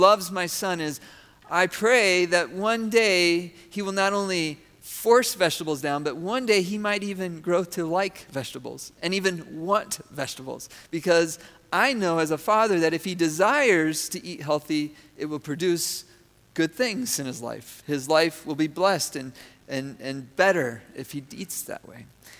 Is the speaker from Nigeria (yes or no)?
no; Venezuela; I grew up in Venezuela.